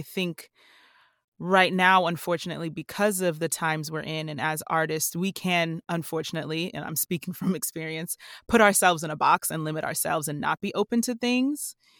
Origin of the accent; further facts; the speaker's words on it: New Jersey, United States; I'm a Jersey girl